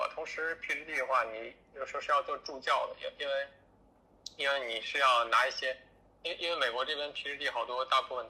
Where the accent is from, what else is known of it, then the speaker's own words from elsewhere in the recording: northern China, China; moved away as an adult; now in Washington, D.C., United States; 其实因为我是北方人，所以这边的气候啊，跟跟北方差不跟国内北方差不多